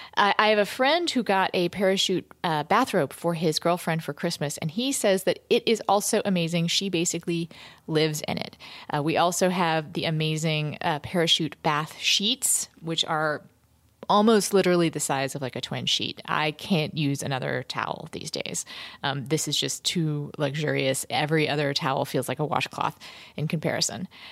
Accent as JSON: {"language": "English", "region": "North Carolina", "country": "United States", "said": "I'm 17 and I'm from North Carolina"}